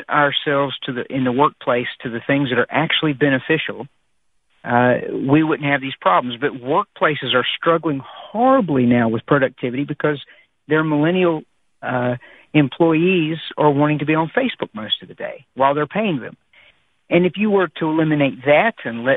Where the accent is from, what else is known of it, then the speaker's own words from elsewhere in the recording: United States; I'm an American